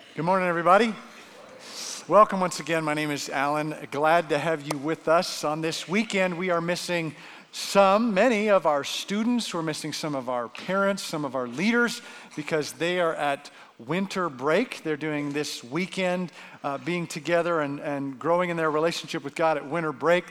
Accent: Canada; now in Arizona, United States; as a Canadian

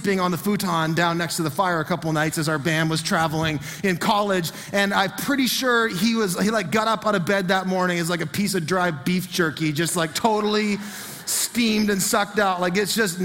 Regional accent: Fredericton, New Brunswick, Canada; the home I grew up in was in Marysville in Fredericton.

